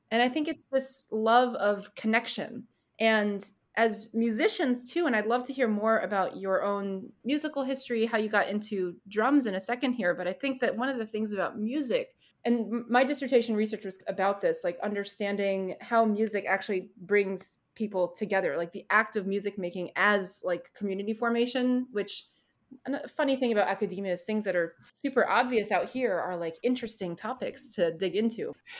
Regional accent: Vermont, United States; I'm from Vermont

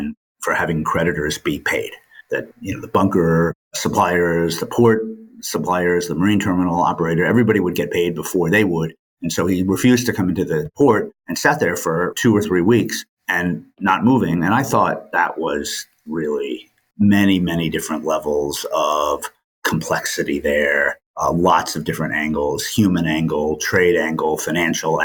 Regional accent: New York City, New York, United States; also born or lived in Maine; I grew up in New York City

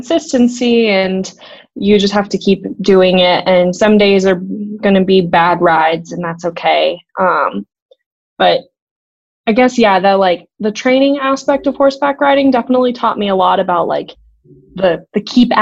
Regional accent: Boulder, Colorado, United States; I grew up in Boulder, Colorado, was born and raised there

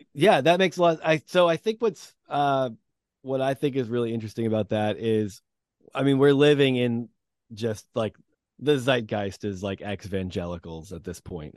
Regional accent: New England, United States; also born or lived in Massachusetts; I've grown up in New England

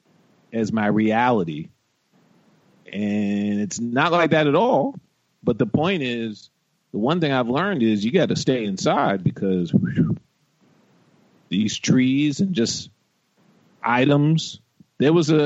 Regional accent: New York, United States; as a New Yorker

